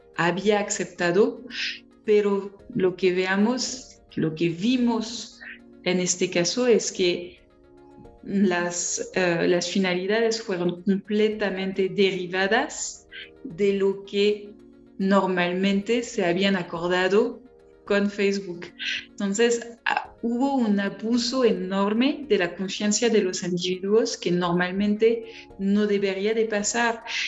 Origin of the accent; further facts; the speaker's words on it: France; accent: strong French; Spanish is a second language; soy francesa